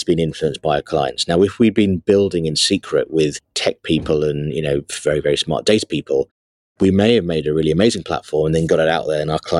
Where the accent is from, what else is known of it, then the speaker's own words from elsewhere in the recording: Sri Lanka; moved away; I was born in Sri Lanka